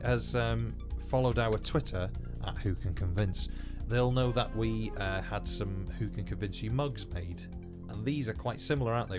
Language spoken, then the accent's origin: English; Wales, United Kingdom; accent: Welsh; first language Welsh; English is a second language; I am first language Welsh